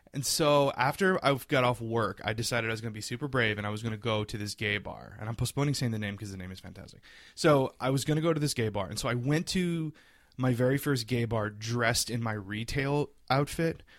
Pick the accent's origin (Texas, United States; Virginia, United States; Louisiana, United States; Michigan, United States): Louisiana, United States; South; I grew up a, a little queer boy in South Louisiana.